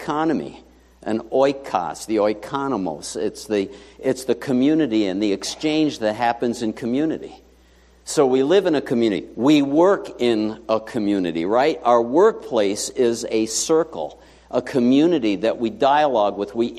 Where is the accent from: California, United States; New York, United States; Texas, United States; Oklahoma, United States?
New York, United States; New York City; born or raised there; moved away